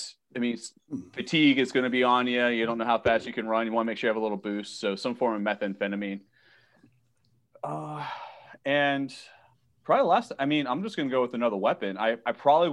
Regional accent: Japan; moved away; when I grew up in Japan

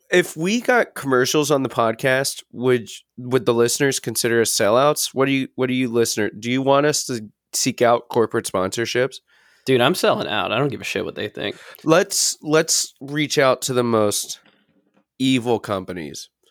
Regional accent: Brooklyn, New York, United States; I'm from New York, baby. we gotta say where I'm from in Brooklyn.

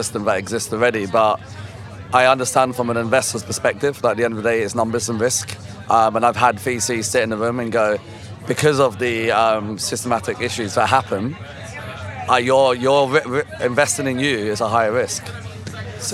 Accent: London, United Kingdom; I'm from London.

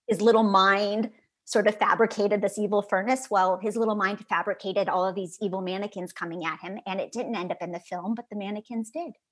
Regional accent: Chicago, Illinois, United States; now in Los Angeles, United States; growing up in Chicago

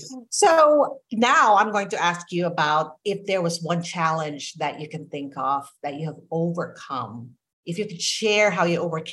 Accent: Orlando, Florida, United States; I'm from Orlando, well, south of Orlando, but the greater Orlando area.

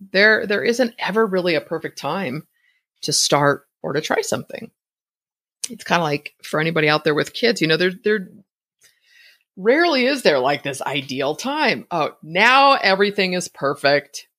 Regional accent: Bay Area, California, United States; moved away as an adult; now in Idaho, United States; I was born and raised in the Bay Area

